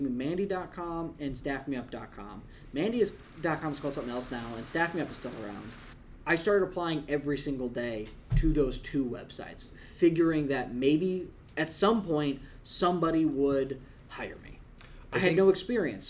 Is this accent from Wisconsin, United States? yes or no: yes; Wisconsin, United States; moved away as an adult; also born or lived in Long Island; you're from Wisconsin